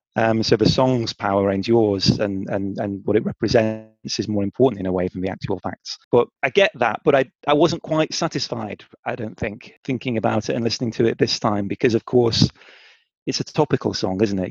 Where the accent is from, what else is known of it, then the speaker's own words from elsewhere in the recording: North Staffordshire, West Midlands, United Kingdom; my hometown, which is in North Staffordshire